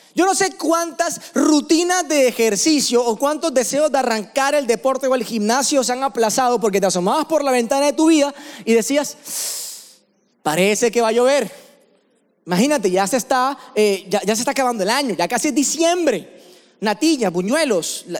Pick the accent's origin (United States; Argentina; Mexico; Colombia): Colombia; Barranquilla, Atlántico; accent: costeño; moved away as an adult; now in Medellín, Colombia; yo vivo en la ciudad de Medellín hace seis años, pero realmente, como ya se dieron cuenta por el acento, soy barranquillero, ¿no? Vengo de la costa, soy costeño